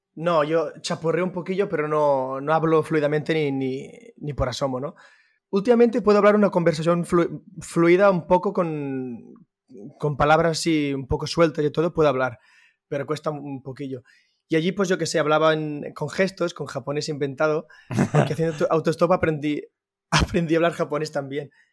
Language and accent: Spanish; Manresa, Catalonia, Spain; soy de Manresa, eh, centro de Cataluña.